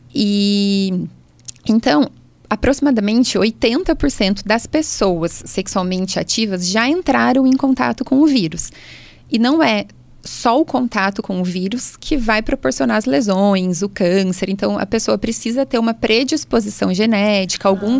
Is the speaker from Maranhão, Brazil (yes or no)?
yes; São Luís, Maranhão, Brazil; now in Taubaté, Brazil; eu sou de São Luís